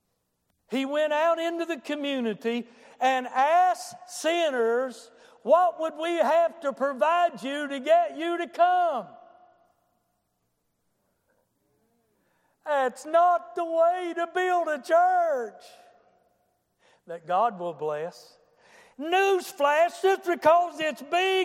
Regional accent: United States; I'm from Boone County

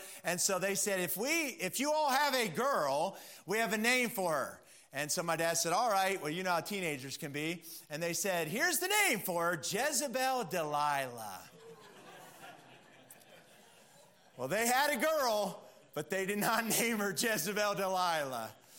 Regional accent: Pennsylvania, United States; My mom's side of the family, they're all dairy farmers. I'm from Pennsylvania. And so they're all dairy farmers.

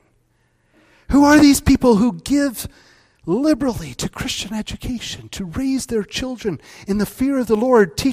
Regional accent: Northwest Iowa, United States; moved away as an adult; also born or lived in Grand Rapids, Michigan; I grew up in Northwest Iowa

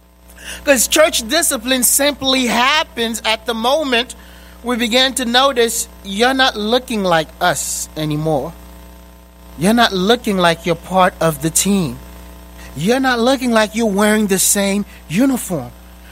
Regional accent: Boston, Massachusetts, United States; I grew up in Boston, so I cheer for the Boston Celtics.

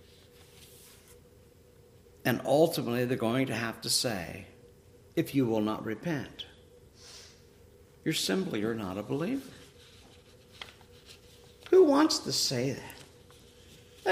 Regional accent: Ohio, United States; I used to have an apple tree in the house that I grew up in Ohio

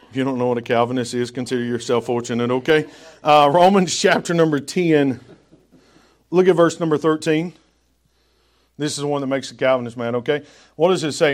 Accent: the South, United States; accent: Southern drawl; now in New England, United States; because I'm from the South and I've got that Southern draw, which I don't know that I'll ever lose

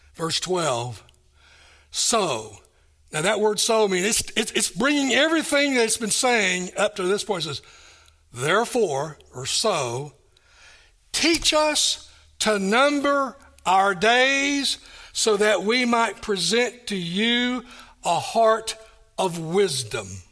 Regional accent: Kingsport, Tennessee, United States; moved away; also born or lived in Johnson City, Tennessee; I was born and raised here in Kingsport.

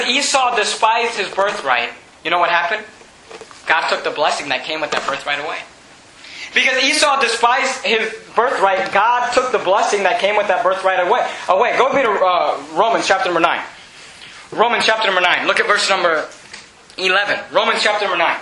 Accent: United States; I do not want to give up my birthright as an American

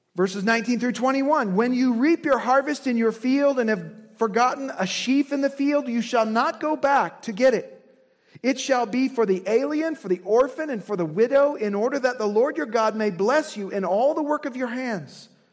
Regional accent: Indiana, United States; I'm from Indiana

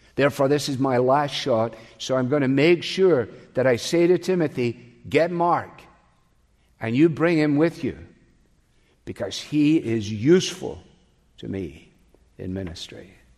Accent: Scotland, United Kingdom; I grew up with them in Scotland

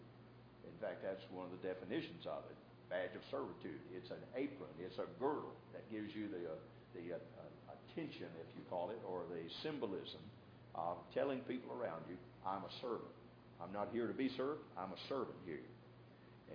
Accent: the South, United States; when I was growing up in the South

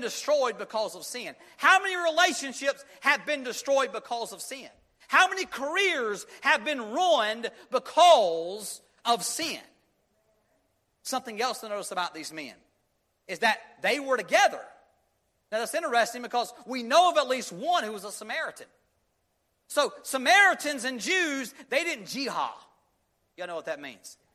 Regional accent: Union, United States; we were growing up in Union, we were small town boy

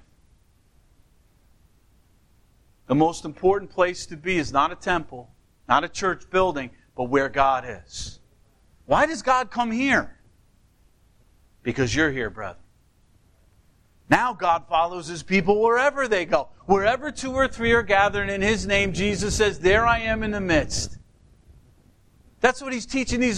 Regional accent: United States

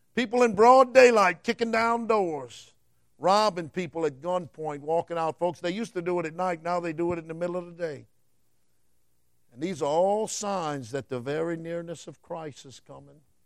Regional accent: United States; I'm an American citizen

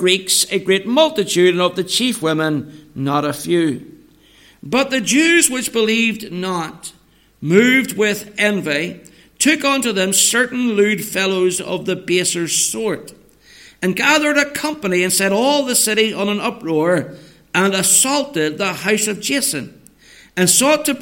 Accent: Northern Ireland, United Kingdom; moved away as an adult; now in England, United Kingdom; coming back home to Northern Ireland from England is that I can speak to you all in my mother tongue.

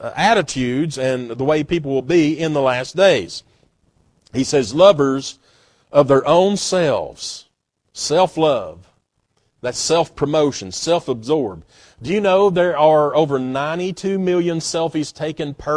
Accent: Knoxville, Tennessee, United States; I'm proud to be an East Tennessean. I'm proud to be from Tennessee and Corrington, Knoxville area. I'm proud of that. I had no doing with it. God just blessed me to be able to be born here

